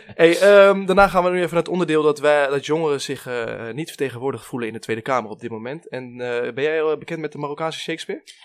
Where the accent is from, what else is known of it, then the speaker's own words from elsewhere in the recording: Amersfoort, Utrecht, Netherlands; wij komen uit Amersfoort